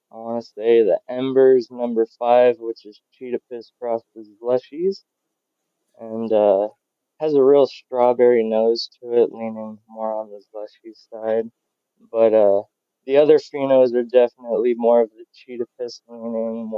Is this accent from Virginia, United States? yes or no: no; Ventura, California, United States; moved away as an adult; now in New Mexico, United States; I grew up in California, Ventura, California, and next to the beach